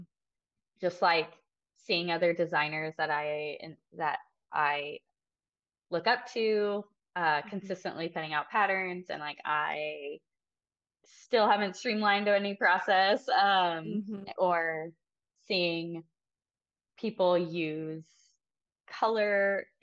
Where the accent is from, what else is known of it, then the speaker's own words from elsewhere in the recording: near Austin, Texas Hill Country, United States; I grew up in the Texas Hill Country, near Austin